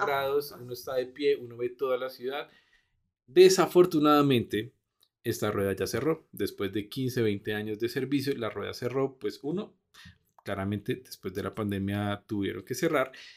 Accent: Bogotá, Colombia; also born or lived in Gold Coast, Australia; nosotros como buenos rolos

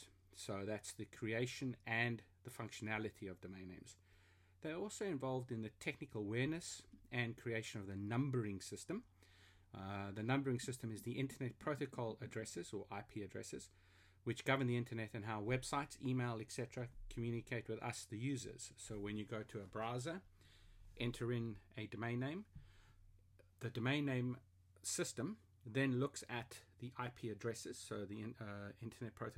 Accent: South Africa; also born or lived in Germany (heritage); now in London, United Kingdom; I'm a South African living in London of German heritage

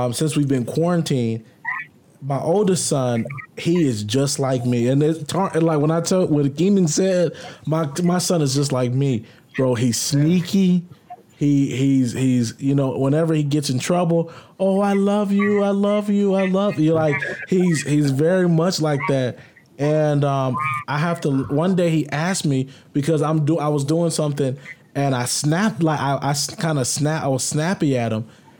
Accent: the South, United States; I grew up in the South

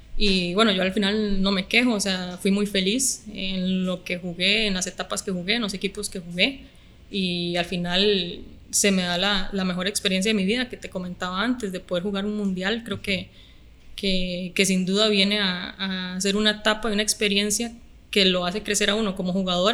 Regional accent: Guadalupe, San José, Costa Rica; also born or lived in Alajuela; yo nací en Alajuela, pero toda mi vida he vivido en Guadalupe, San José

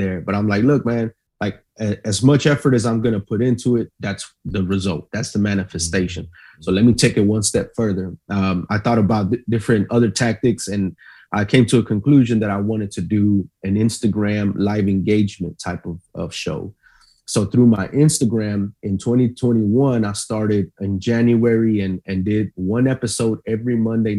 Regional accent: Austin, Texas, United States; also born or lived in Del Valle; I grew up on the east side of Riverside before I moved to Del Valle

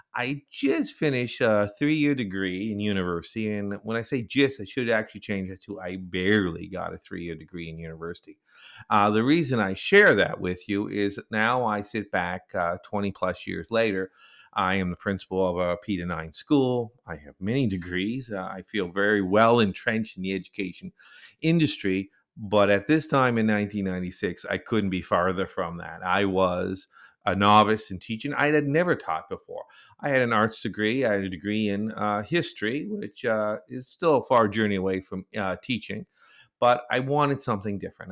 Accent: Nova Scotia, Canada; moved away as an adult; also born or lived in South Korea; I grew up mostly in Eastern Canada, mostly in a province called Nova Scotia

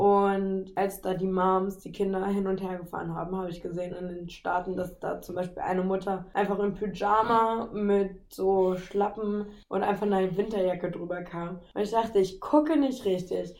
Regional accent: Nordheim, Germany; moved away; ich melde mich aus Nordheim, meiner Geburtsstadt

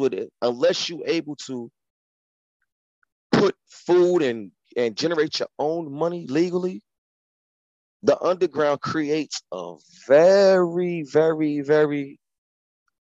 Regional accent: United States; I'm from America

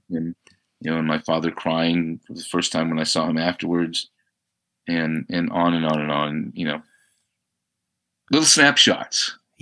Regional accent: Albuquerque, New Mexico, United States; moved away as an adult; having grown up in Albuquerque

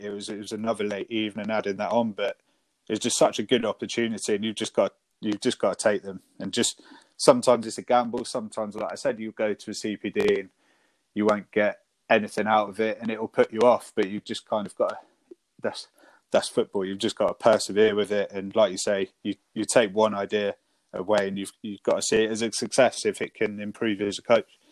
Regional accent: Devon, South West England, United Kingdom; moved away as an adult; now in Sussex, United Kingdom; I moved up to Sussex from Devon, where I grew up

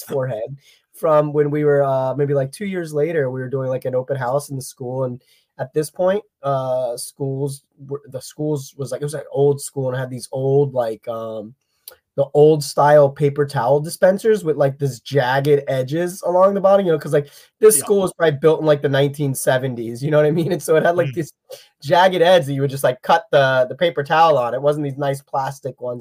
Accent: Pennsylvania, United States; I'm from Pennsylvania

